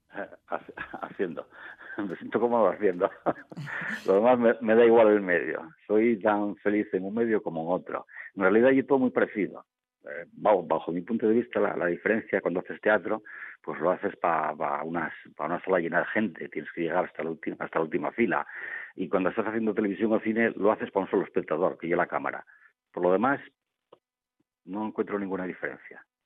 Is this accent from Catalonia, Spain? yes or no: no; Navia, Asturias, Spain; Yo nací en Navia